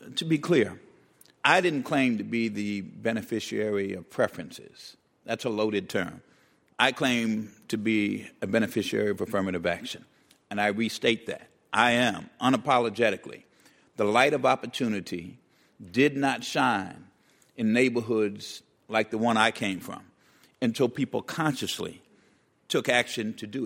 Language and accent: English; New York City, New York, United States; the public housing project I grew up in the Bronx